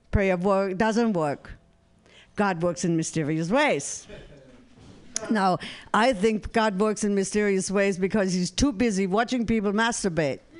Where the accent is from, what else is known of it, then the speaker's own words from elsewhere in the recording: San Francisco, California, United States; since I'm from San Francisco, I'm going to uh, invite and invent an app.